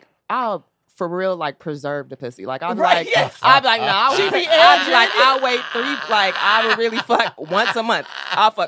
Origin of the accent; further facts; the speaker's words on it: San Diego, California, United States; I'm from San Diego. Cali. Yeah. Cali girl